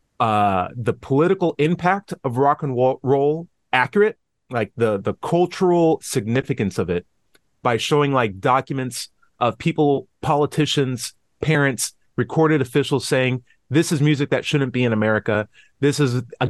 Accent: Tennessee, United States; my home state of Tennessee

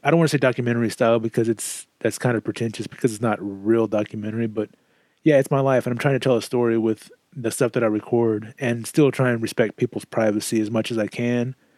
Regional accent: Southeast Texas, United States; moved away as an adult; also born or lived in Kansas; I moved from Southeast Texas to Kansas following my job at the post office, and it was there that I just became super miserable. One, I missed my family. Two, I missed Texas.

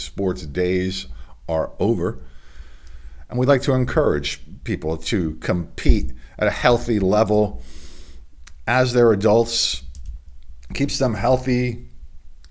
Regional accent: Delaware, United States; my home state of Delaware

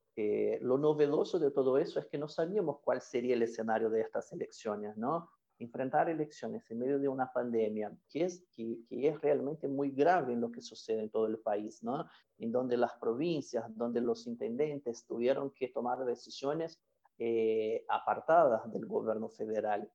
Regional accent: Brazil

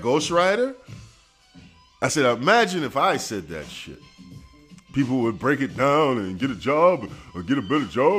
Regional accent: New York City, New York, United States; I'm from Brooklyn, Flatbush.

